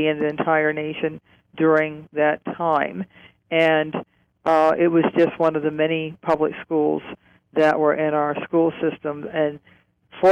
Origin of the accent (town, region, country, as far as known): Cleveland, Ohio, United States; born or raised there